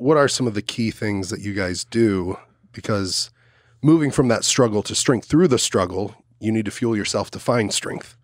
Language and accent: English; Dallas, Texas, United States; now in Austin, United States; I grew up in Dallas, Fort Worth